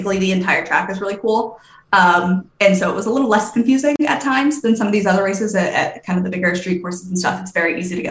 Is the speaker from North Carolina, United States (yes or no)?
yes; Raleigh, North Carolina, United States; I'm from Raleigh